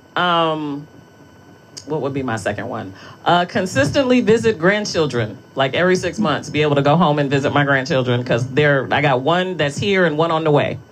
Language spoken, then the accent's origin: English; Detroit, Michigan, United States; I'm from Detroit